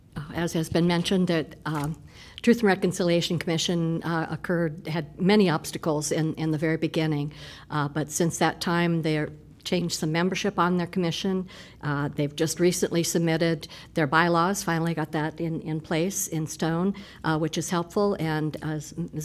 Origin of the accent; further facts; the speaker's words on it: Des Moines, Iowa, United States; now in Iowa City, United States; I grew up in Des Moines.